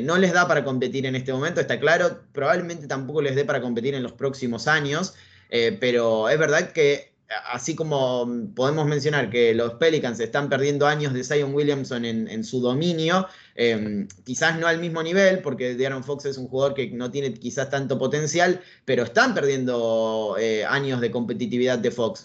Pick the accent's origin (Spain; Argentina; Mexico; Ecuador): Argentina; soy periodista argentino, nací en Argentina, vivo en Argentina de hecho